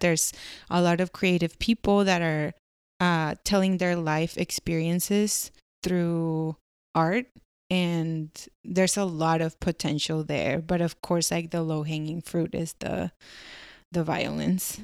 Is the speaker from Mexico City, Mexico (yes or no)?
no; Sinaloa, Mexico; moved away; I'm from Sinaloa. Sinaloa is a state in Mexico, um, in the northwest.